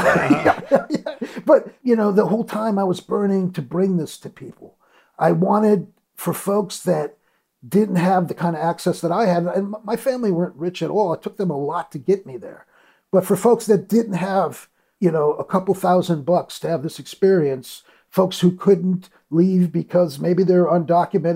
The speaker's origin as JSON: {"language": "English", "town": "Detroit", "region": "Michigan", "country": "United States", "also_born_or_lived": "New York", "moved": "as an adult", "said": "living in my parents' basement back in Detroit. I moved back from New York"}